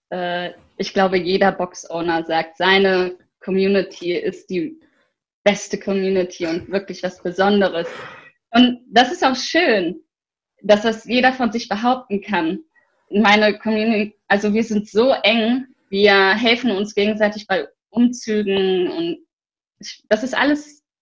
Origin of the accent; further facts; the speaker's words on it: Bergisch Gladbach, North Rhine-Westphalia, Germany; Also, ich bin in Köln geboren, das hat aber aufgewachsen und ja, ich lebe in Bergisch Gladbach, seit ich denken kann.